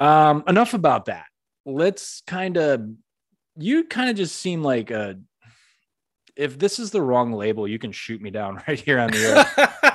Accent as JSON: {"language": "English", "region": "Northeast", "country": "United States", "moved": "as an adult", "lives_now": "Florida, United States", "said": "I'm from the Northeast"}